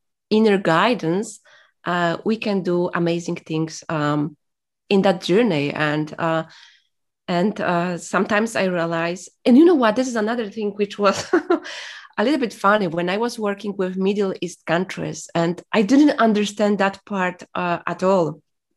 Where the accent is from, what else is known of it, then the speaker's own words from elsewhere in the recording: Poland; English is a second language; moved away as an adult; I was from Poland